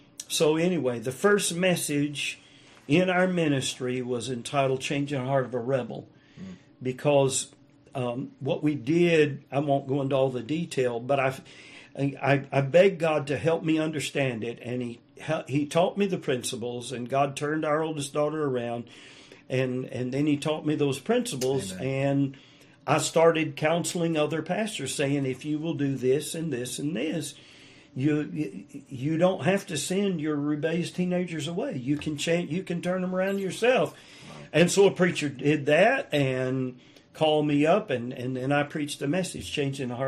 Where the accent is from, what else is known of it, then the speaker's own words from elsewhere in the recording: the South, United States; I was raised in the South